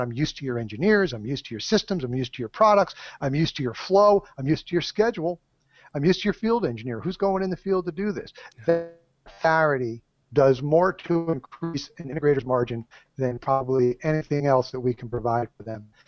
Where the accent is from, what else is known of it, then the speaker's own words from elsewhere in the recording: Southern California, United States; I'm from Southern California. We're not so mellow down here